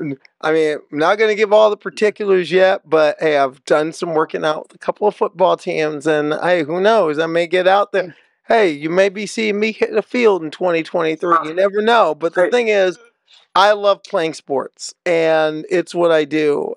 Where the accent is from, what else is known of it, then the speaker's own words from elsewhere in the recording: Nebraska, United States; I grew up I grew up in Nebraska.